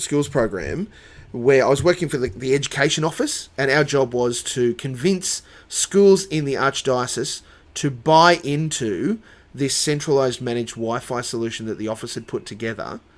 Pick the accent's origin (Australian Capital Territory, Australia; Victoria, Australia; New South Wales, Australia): New South Wales, Australia; Dubbo; moved away; also born or lived in Sunshine Coast, Queensland; I grew up in Dubbo